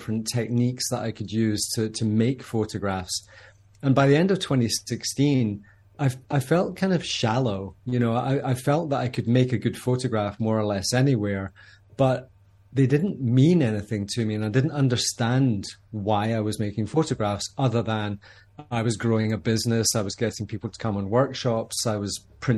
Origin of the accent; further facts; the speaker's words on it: Scotland, United Kingdom; When you're 19 years old, growing up in Scotland